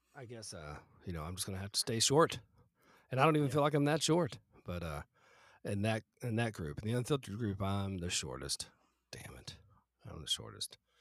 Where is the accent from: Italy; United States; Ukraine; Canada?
United States; the South; moved away; I grew up in the South